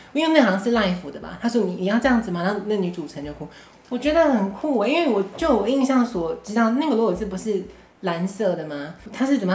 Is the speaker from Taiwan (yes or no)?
yes; Taiwan; 我们台湾人民